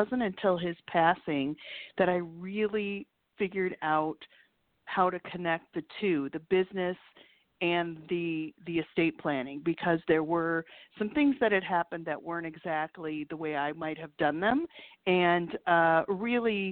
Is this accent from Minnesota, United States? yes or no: yes; Minneapolis, Minnesota, United States; moved away as an adult; now in Chicago, United States; I grew up in Minneapolis, actually, and moved to Chicago about 8 years ago